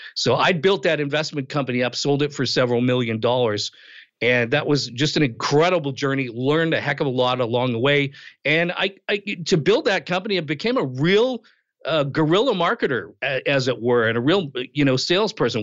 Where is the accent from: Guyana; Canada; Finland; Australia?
Canada; Western Canada; also born or lived in outside Toronto, Ontario; now in Toronto area, Canada; I was born and raised in Canada, Western Canada, grew up there, eventually moved to Eastern Canada. I live outside of Toronto now.